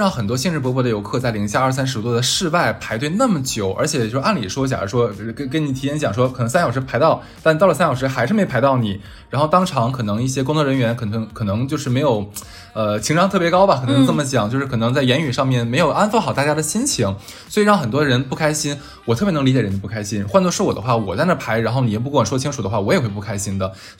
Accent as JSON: {"language": "Chinese", "town": "Harbin", "region": "Heilongjiang", "country": "China", "tie": "born or raised there", "moved": "yes", "said": "因为我是哈尔滨人，虽然我在外地，但是我是哈尔滨人，"}